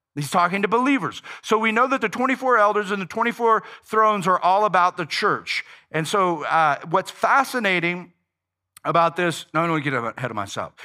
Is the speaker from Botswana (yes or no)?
no; United States